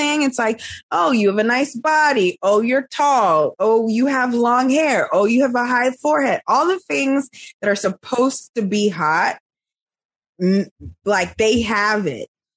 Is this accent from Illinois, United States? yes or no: no; New York City, New York, United States; accent: Brooklyn; also born or lived in California; I worked so hard to keep my Brooklyn accent